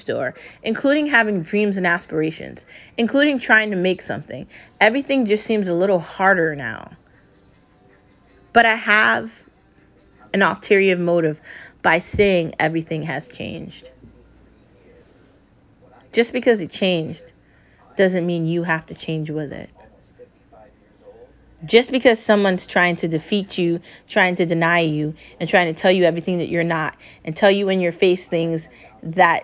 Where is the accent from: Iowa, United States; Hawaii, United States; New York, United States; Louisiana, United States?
New York, United States; I grew up in New York. I spent every weekend there